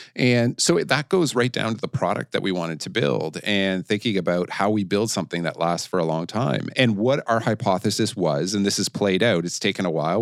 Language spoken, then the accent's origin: English; Canada; moved away; being a Canadian who had never traveled outside Canada and the United States before I went and started to open the Asia Pacific region for Blackberry